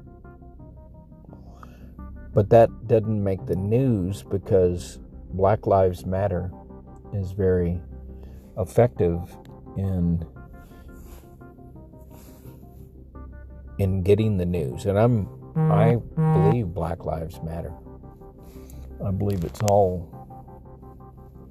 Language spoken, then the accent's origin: English; El Paso, Texas, United States; moved away; also born or lived in Peru; I grew up with Hispanics in El Paso, 70-80% Hispanics